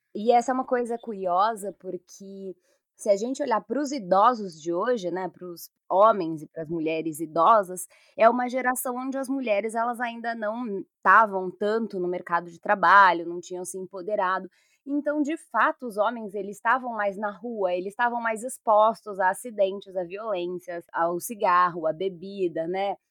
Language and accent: Portuguese; São Paulo, Brazil; Enquanto pessoa aqui de São Paulo